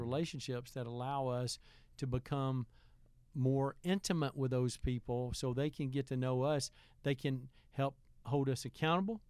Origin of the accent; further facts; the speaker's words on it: Heflin, Alabama, United States; also born or lived in Wedowee, Alabama; growing up in Heflin